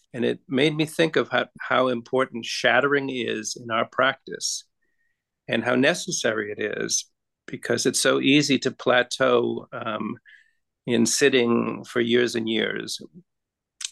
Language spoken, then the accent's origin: English; Massachusetts, United States; as a boy, I grew up in Massachusetts